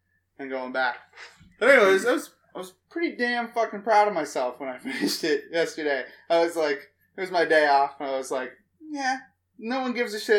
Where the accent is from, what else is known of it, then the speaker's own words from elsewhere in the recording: Canada; I'm Canadian.